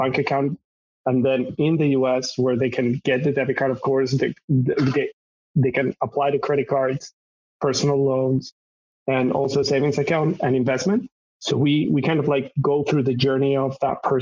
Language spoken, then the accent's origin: English; Madrid, Community of Madrid, Spain; moved away as an adult; now in Los Angeles, United States; I was born and raised in Madrid, Spain